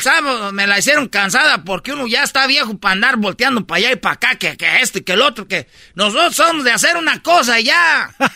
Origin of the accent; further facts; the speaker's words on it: Michoacán, Mexico; yo soy de Michoacán